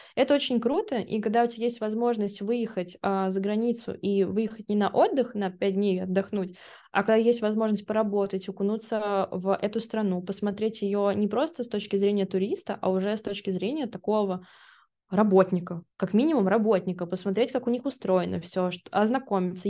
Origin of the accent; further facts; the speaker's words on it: Russia; Я была одна из России